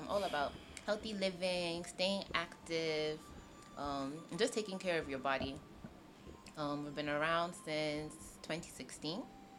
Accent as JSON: {"language": "English", "country": "United States", "tie": "born or raised there", "also_born_or_lived": "United Kingdom", "moved": "as an adult", "lives_now": "Abuja, Nigeria", "said": "I grew up in the States, in the U.S. I was there for about, 18 years."}